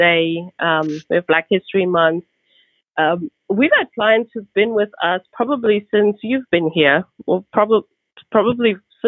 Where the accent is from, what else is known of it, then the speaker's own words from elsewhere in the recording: South Africa; now in United States; I'm from South Africa.